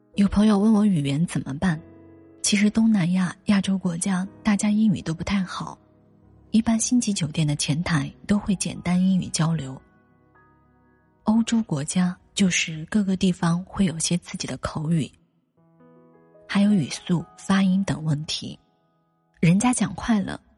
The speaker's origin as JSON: {"language": "Chinese", "country": "China", "said": "韩国免税店购买的主力应该是我们中国人"}